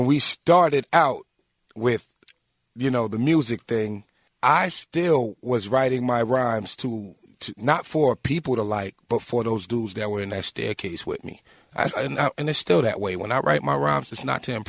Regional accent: Long Island, New York, United States; also born or lived in Staten Island; I'm from Long Island, born and raised

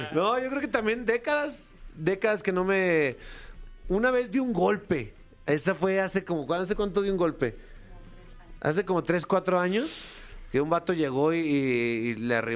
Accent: Aguascalientes, Mexico

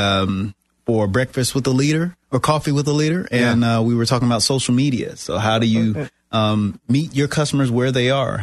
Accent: South Carolina, United States; moved away as an adult; now in Florida, United States; I'm originally from South Carolina

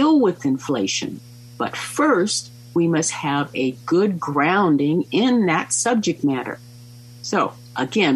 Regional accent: United States

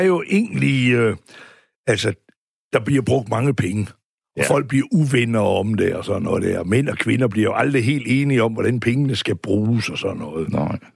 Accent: Aarhus, Central Denmark Region, Denmark; Riskov, ja. hvor vi voksede op her ved Aarhus

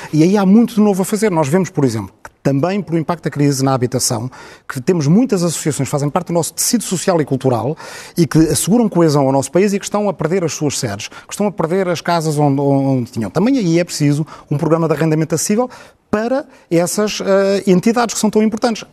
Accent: Portugal; nós estamos habituados a ser um país pequeno

